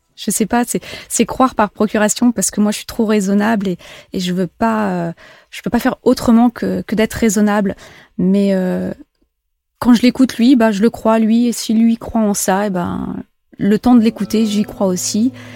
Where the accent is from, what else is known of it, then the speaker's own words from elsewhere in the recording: Djibouti; moved away; j'ai grandi euh, à la Corne de l'Afrique, à Djibouti